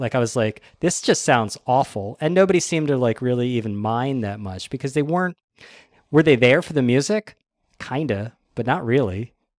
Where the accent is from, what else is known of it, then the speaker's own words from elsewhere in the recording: United States; being an American